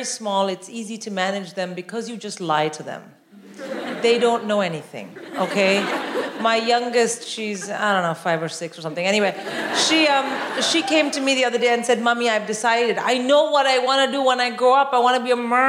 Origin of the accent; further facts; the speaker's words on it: India; now in United Kingdom; I'm born and raised in India